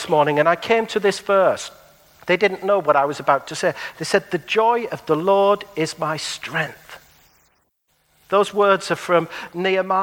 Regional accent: Middlesbrough, North East England, United Kingdom; moved away; I've lived in Middlesbrough for 30 years of my life.

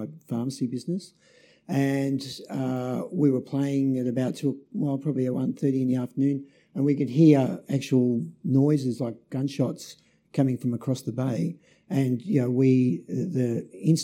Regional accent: Melbourne, Victoria, Australia; moved away as an adult; also born or lived in Nubeena, Tasmania; We moved from Melbourne. We're living in Melbourne, grew up in Melbourne, to Tasmania

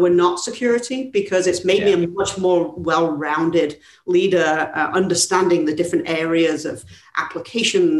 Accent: England, United Kingdom; moved away as an adult; as you can tell by my not so California accent, I'm from England originally

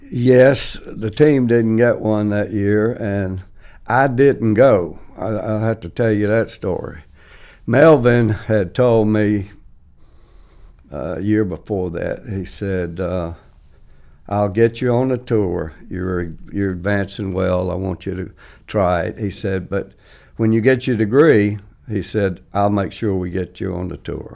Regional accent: Chester, South Carolina, United States; Growing up on the Mill Hill in Chester, we didn't have much

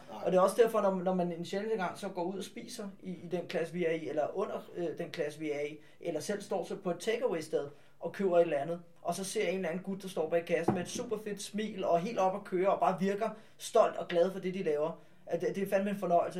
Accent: Farum, Capital Region of Denmark, Denmark; som ligger i Farum, som er min hjemby.

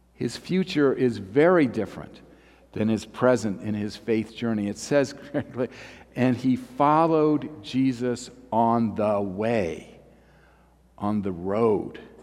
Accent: Dayton, Ohio, United States; moved away; I'm from Dayton, and I graduated from Fairview High School in 1995.

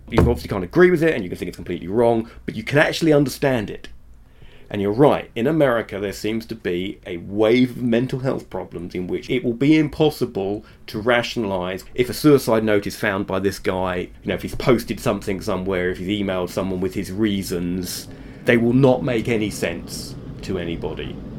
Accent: United Kingdom; now in Israel; I'm British

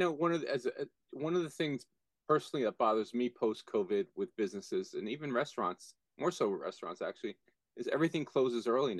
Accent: Nutley, New Jersey, United States; Growing up in Nutley, as you have, Jim, like myself

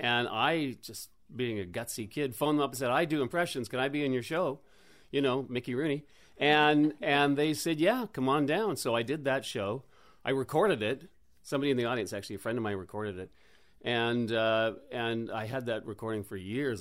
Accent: Oak Bay, British Columbia, Canada; I grew up in Oak Bay

